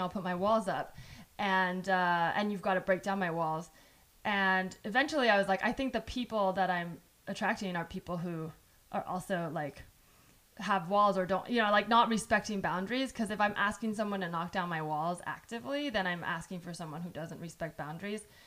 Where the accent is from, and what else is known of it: San Jose, California, United States; born or raised there; English is a second language